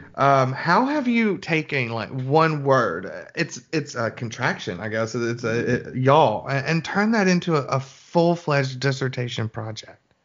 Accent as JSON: {"language": "English", "town": "Birmingham", "region": "Alabama", "country": "United States", "said": "I'm from Birmingham"}